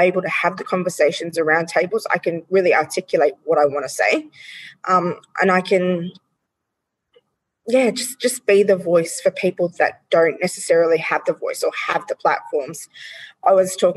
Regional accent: Australia; We as the Australian community

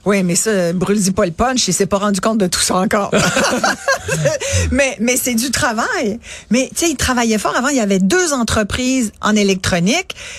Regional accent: Mont-Saint-Hilaire, Quebec, Canada; born or raised there; also born or lived in France

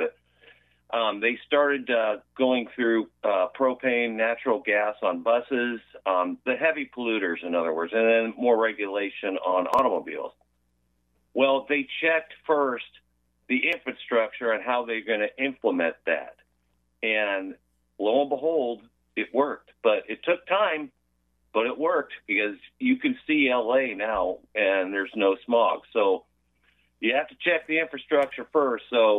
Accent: Los Angeles or Ventura County, California, United States; moved away; growing up in Los Angeles or Ventura County

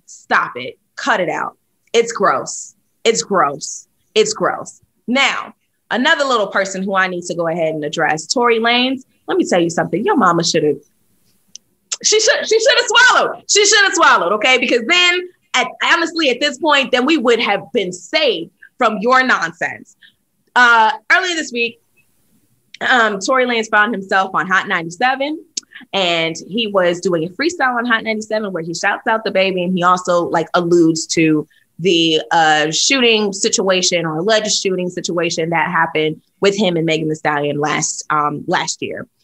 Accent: New York City, New York, United States; moved away as an adult; also born or lived in Atlanta / Nashville; born and raised in New York City

